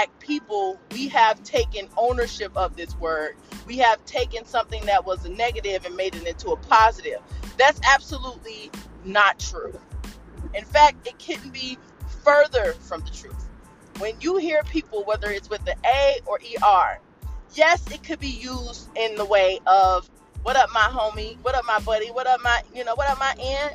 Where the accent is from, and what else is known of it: United States